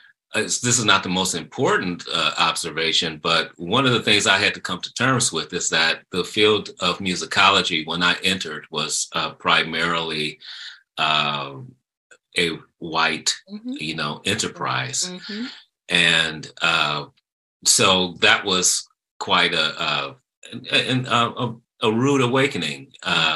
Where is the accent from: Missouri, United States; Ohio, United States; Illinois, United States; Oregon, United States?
Illinois, United States; Chicago; in Chicago, in my hometown